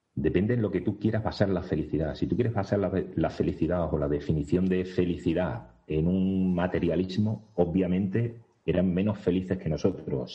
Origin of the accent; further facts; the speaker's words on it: Segura de León, Extremadura, Spain; yo soy de Segura de León